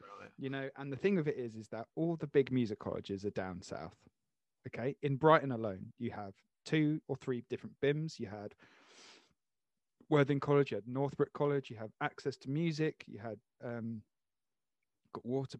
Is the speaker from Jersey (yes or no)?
yes; Jersey; I'm so south because I'm from Jersey, so everything above.